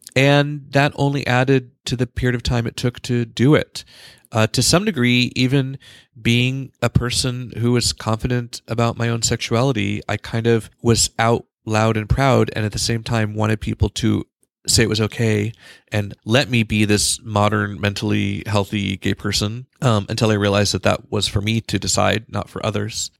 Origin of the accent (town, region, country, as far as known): California, United States; moved away as an adult